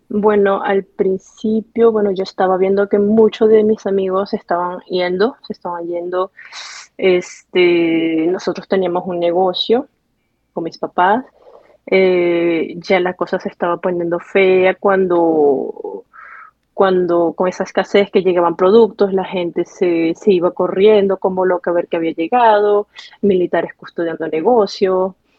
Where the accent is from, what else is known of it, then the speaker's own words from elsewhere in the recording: Barquisimeto, Lara, Venezuela; moved away as an adult; also born or lived in Nice, France / Paris, France; now in Lyon, France; Iría, creo que en los años 90, cuando era niña, a Barquisimeto, porque a pesar de todo, si tuve una niñez feliz